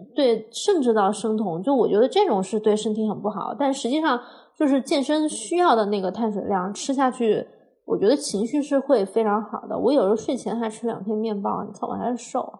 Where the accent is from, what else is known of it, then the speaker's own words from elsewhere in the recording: Hunan, China; 虽然我是湖南人